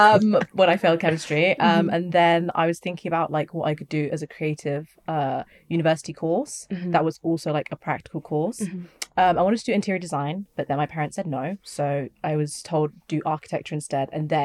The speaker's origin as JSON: {"language": "English", "town": "Banbury", "region": "South East England", "country": "United Kingdom", "tie": "born or raised there", "said": "I grew up in the UK as well, born and bred in Banbury, Oxfordshire."}